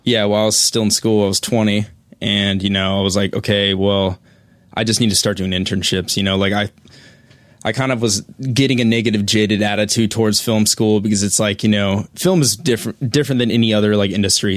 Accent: Colorado, United States; I'm from Colorado

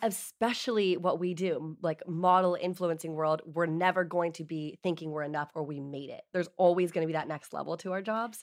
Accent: East Coast, United States; also born or lived in New York; now in Los Angeles, United States; I am from the East Coast

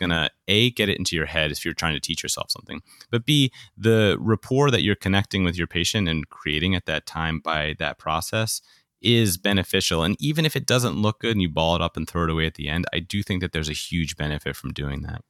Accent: New York, United States; I grew up in New York

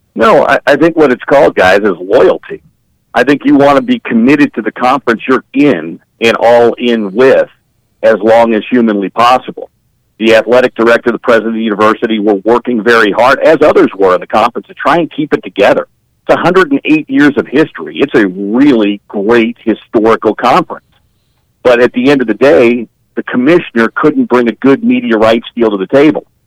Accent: Big Eight country, Midwest, United States; moved away as an adult; now in Utah, United States; I grew up in Big Eight country. I went to KU

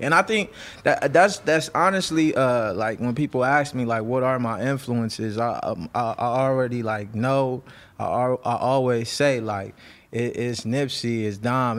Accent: Los Angeles, California, United States; I'm from the Crenshaw district. I'm, like, born and raised in the Ab

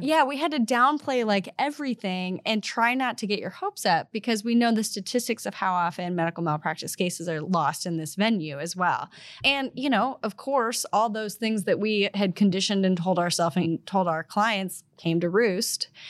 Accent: Missouri, United States; I'm from Missouri

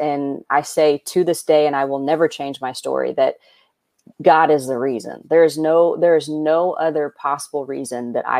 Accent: Indiana, United States; moved away as an adult; now in Los Angeles, United States; I'm born and raised in Indiana. So I'm obviously in love with that state. I won't move back, but I love it. Right. That's my home.

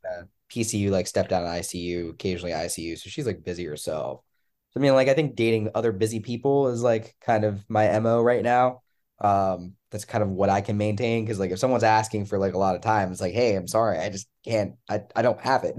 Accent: Pennsylvania, United States; now in North Carolina, United States; I'm from Pennsylvania originally

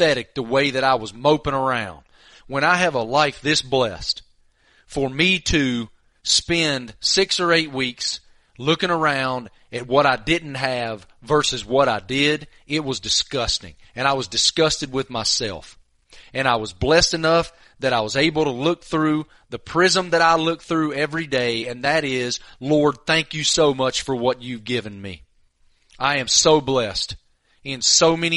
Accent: Tobacco Road, North Carolina, United States; I remember being 9, 10 years old, growing up on Tobacco Road

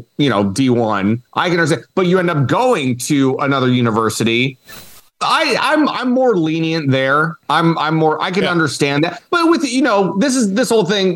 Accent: Northern California, United States; growing up in Northern California

